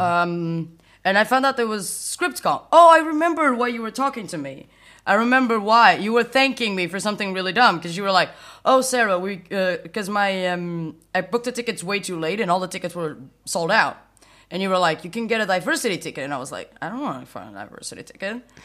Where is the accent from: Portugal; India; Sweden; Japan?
Portugal; a small town near Porto, Norte; moved away as an adult; now in Berlin, Germany; I am originally from Portugal, a small town near Porto, just moved to Berlin.